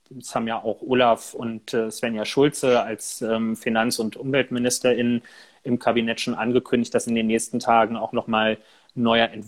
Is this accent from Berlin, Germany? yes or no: yes; Berlin, Germany; Als Berliner, als jemand, der hier ja auch viel mit Mietendeckel und so jetzt zu tun hatte